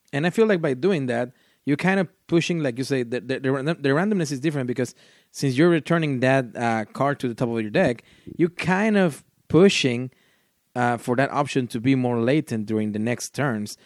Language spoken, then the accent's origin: English; Mexico; first language Spanish; English is a second language; I'm from Mexico.